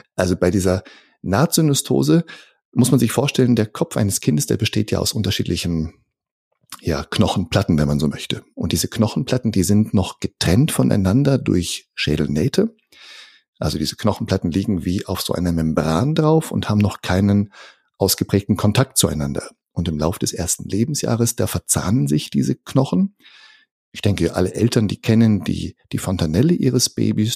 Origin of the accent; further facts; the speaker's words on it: Northern Germany, Germany; moved away as an adult; also born or lived in near Karlsruhe, Germany; now in Karlsruhe area, Germany; Ich komme aus dem Norden von Deutschland, fühle mich tatsächlich auch dem Norden nach wie vor sehr verbunden, aber wohne jetzt hier mit meiner Familie ganz im Süden von Deutschland